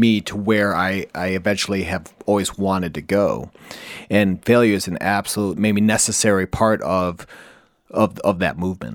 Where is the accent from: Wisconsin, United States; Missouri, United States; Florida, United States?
Wisconsin, United States; accent: nasally; I'm from Wisconsin, a, as you can tell by my nasally accent